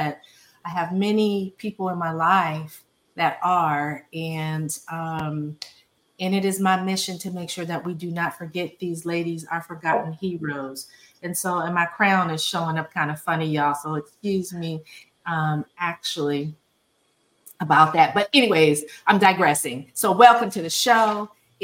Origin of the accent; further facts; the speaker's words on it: California, United States; my home state, San Francisco, California